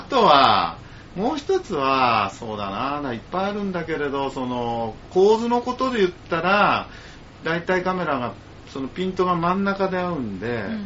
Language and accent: Japanese; Urayasu, Chiba, Japan; 浦安で生まれ育って